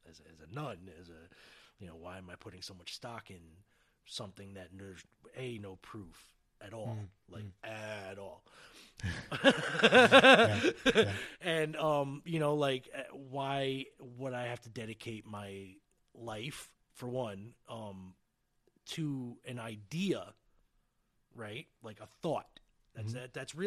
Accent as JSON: {"language": "English", "town": "Red Hook", "region": "New York", "country": "United States", "tie": "born or raised there", "said": "And I grew up in Red Hook, and IBM owned that town."}